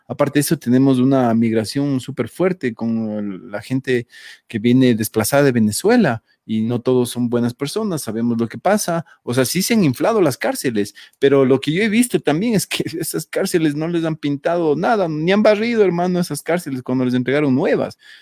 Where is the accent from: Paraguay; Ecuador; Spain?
Ecuador; como ecuatorianos